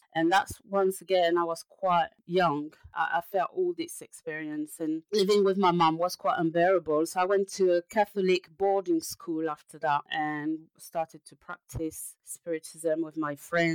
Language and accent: English; France; now in London, United Kingdom; I'm a French person